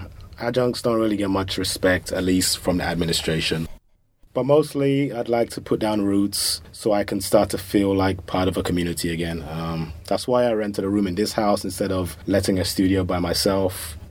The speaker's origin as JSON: {"language": "English", "region": "London", "country": "United Kingdom", "tie": "born or raised there", "said": "I grew up in London."}